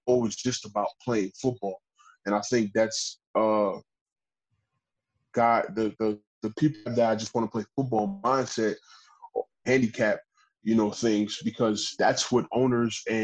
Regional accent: United States; As an American player

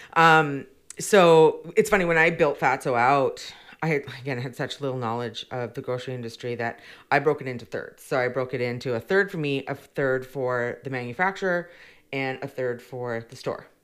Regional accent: Victoria, British Columbia, Canada; I grew up born and raised in Victoria

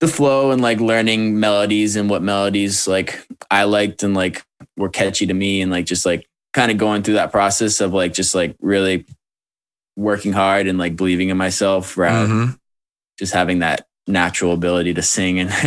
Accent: Wilton, New Hampshire, United States; moved away as an adult; also born or lived in Manchester, New Hampshire; now in Georgia, United States; I'm from right near Manchester. I mean, I'm from Wilton

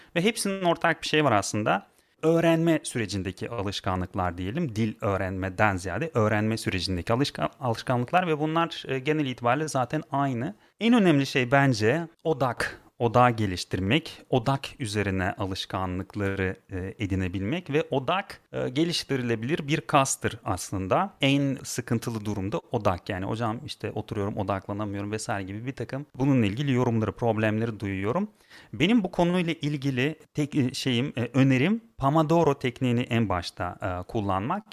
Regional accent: Turkmenistan; moved away as an adult; now in Turkey; Ben aslen Türkmenistanlıyım. Türkiye'ye sanırım 12 sene önce geldim.

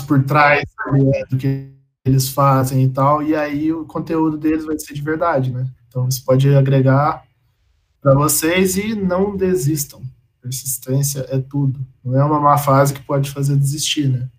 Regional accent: Campo Belo, Minas Gerais, Brazil; moved away as an adult; now in Lavras, Brazil; eu sou de Campo Belo, morei a vida inteira em Campo Belo, que é aqui do lado

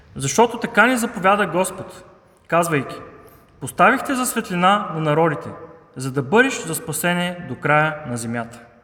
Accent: Haskovo, Haskovo Province, Bulgaria; now in Sofia, Bulgaria; аз лично съм хасковлия

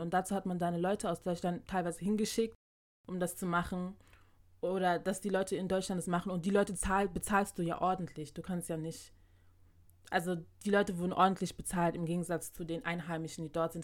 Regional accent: Ghana; bei uns in Ghana

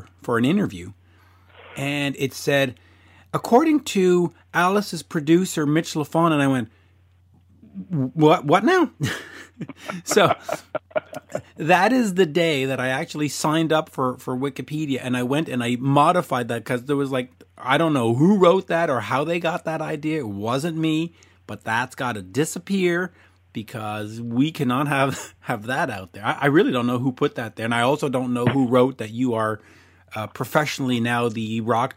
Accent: Montreal, Quebec, Canada; as we say in Montreal

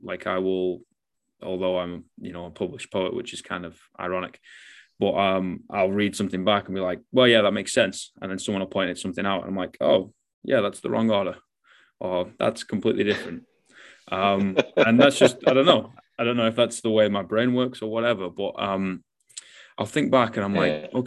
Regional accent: the north of England, United Kingdom; I'm Northern English

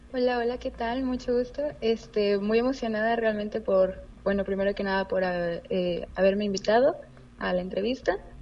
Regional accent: Mexico; los mexicanos siempre nos

